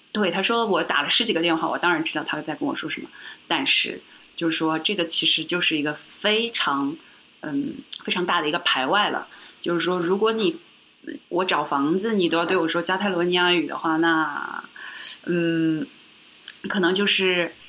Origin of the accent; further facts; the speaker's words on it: China; also born or lived in Shanghai; now in Madrid, Spain; 我自己作为，呃，中国人